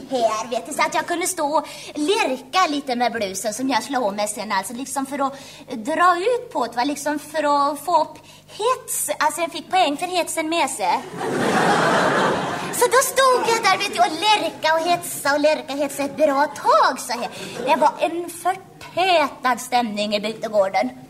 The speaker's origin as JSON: {"language": "Swedish", "region": "Västra Götaland", "country": "Sweden", "tie": "born there", "said": "Det är nämligen så att jag hade en väldigt svår dialekt att arbeta bort. Ja, det är nämligen så att jag är född i Västergötland"}